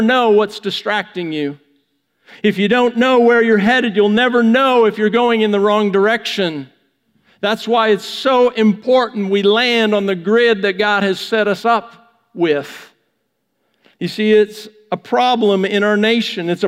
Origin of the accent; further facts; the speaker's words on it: Vancouver, British Columbia, Canada; I'm from Western Canada, from Vancouver